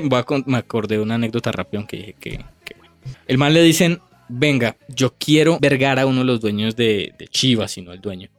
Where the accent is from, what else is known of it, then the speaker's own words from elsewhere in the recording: Colombia; uno recuerda ese partido como colombiano